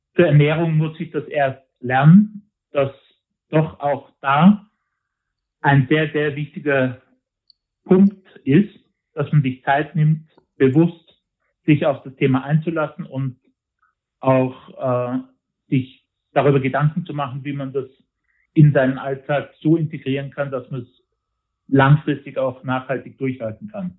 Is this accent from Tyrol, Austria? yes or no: yes; Tyrol, Austria; bei uns in Tirol